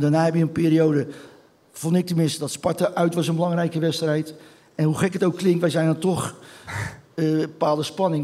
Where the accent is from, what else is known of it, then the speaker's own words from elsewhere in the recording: Rotterdam, South Holland, Netherlands; ik ben geboren op Bloemhof. Dat is eh, tien minuten, vijf minuten van, van het stadion vandaan